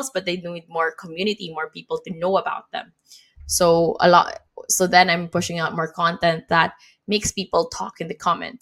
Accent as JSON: {"language": "English", "country": "Philippines", "moved": "yes", "said": "my home country in the Philippines."}